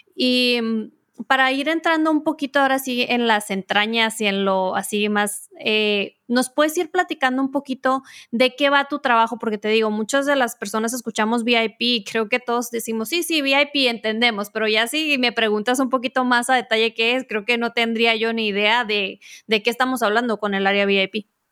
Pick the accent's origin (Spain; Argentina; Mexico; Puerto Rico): Mexico; como diríamos en México